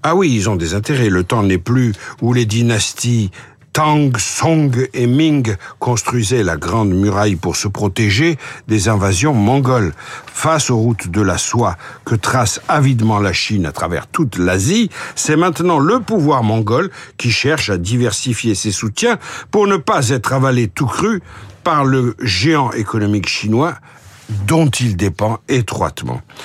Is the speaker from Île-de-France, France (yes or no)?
no; Marseille, Provence-Alpes-Côte d'Azur, France; je suis né à Marseille